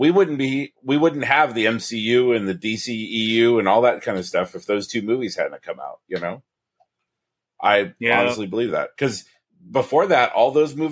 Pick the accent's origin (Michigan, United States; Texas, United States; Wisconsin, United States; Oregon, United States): Oregon, United States; also born or lived in California; I moved back here to Oregon. And now I've been here 12 years, 13 years